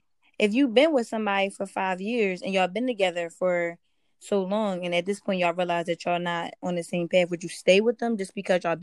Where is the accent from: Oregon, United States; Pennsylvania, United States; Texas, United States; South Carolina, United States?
Pennsylvania, United States; Philadelphia; I was born in Philly.